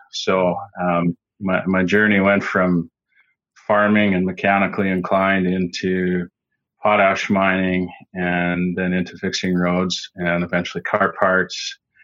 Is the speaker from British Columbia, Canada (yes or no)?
no; Saskatchewan, Canada; I am from Saskatchewan, Canada, right in the middle of the prairies, flat land, and I grew up on the farm